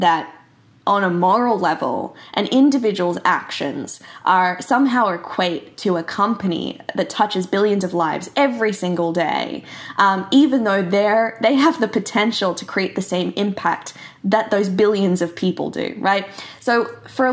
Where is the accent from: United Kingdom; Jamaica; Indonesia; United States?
Indonesia; Bali; I grew up in Bali in Indonesia